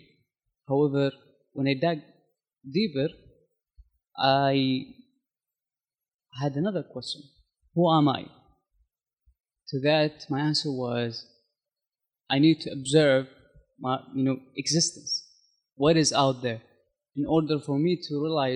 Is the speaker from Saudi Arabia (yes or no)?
yes; Saudi Arabia; moved away as an adult; also born or lived in United States; now in Christchurch, New Zealand; I'm from Saudi Arabia